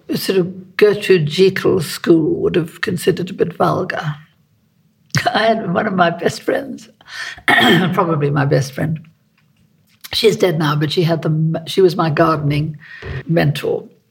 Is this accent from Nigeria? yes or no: no; South Africa; moved away; I'm South African. You know, I was born in South Africa